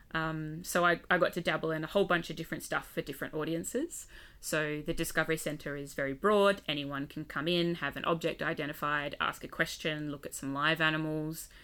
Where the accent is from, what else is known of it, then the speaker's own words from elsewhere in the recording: Western Australia, Australia; also born or lived in Adelaide, South Australia; moved to W A as a kid, grew up there, went to school there